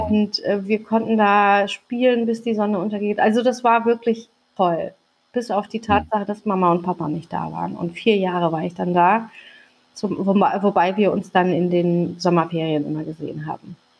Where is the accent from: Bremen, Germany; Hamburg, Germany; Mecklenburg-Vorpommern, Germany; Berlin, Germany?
Hamburg, Germany; also born or lived in Langenhorn, Hamburg; ich bin mitten auf dem Kiez groß geworden